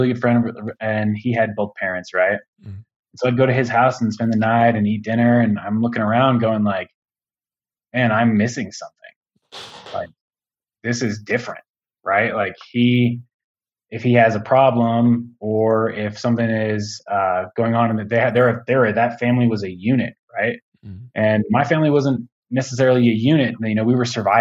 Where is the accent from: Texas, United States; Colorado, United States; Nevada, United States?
Colorado, United States; Aurora; I grew up out here in Colorado in Aurora, which is just like a suburb of Denver